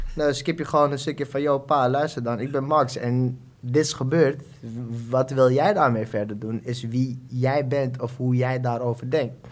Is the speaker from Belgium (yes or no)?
no; Suriname; moved away as an adult; now in Netherlands; Ik, eh, geboren in Suriname, woon nu net acht jaar in Nederland